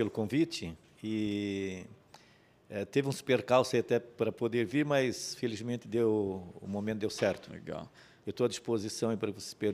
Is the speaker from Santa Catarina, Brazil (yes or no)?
yes; Major Gercino, Santa Catarina, Brazil; moved away as an adult; also born or lived in Rio do Sul; now in Blumenau, Brazil; Nasci do Barra Mato? Negra. é, é, município Major Gersino. Naquele tempo pertencia a Tijucas.